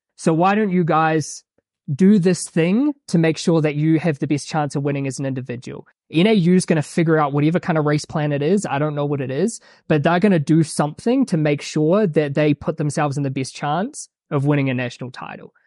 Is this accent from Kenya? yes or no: no; New Plymouth, Taranaki, New Zealand; moved away as an adult; now in Flagstaff, United States; I grew up in New Zealand, small town called New Plymouth